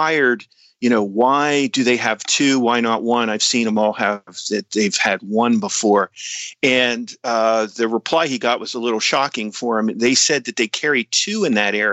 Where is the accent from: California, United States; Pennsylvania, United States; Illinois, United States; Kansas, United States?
Pennsylvania, United States; Tyrone; also born or lived in Altoona, Pennsylvania; I was raised in Tyrone, which is a little town about maybe 20 miles north of Altoona